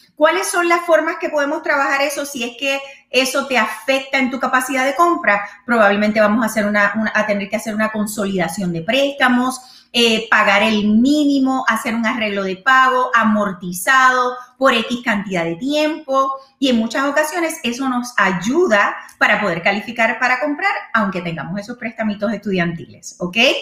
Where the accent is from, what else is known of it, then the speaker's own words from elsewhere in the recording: Puerto Rico; moved away; como buena boricua